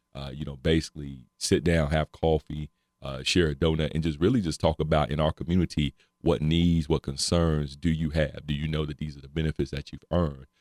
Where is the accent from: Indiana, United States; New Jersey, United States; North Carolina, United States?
North Carolina, United States; moved away as an adult; also born or lived in Cincinnati / Dayton; now in Ohio, United States; I'm originally from North Carolina. Uh, I've been up here almost 10 years, came up here for school